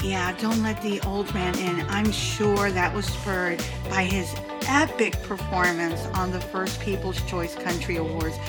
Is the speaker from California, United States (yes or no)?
no; St. Augustine, Florida, United States; my hometown of St. Augustine